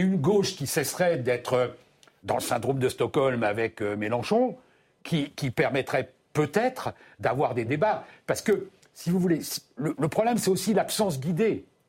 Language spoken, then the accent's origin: French; France; chez nous en France